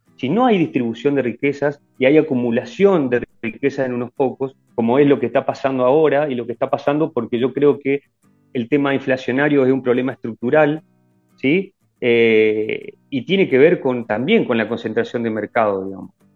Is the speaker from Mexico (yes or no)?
no; Argentina; pensamos en Argentina como propio, digamos, como propios argentinos